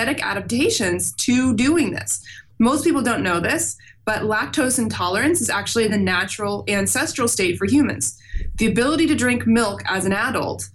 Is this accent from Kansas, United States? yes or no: yes; Overland Park, Kansas, United States; I'm from a suburb of Kansas City called Overland Park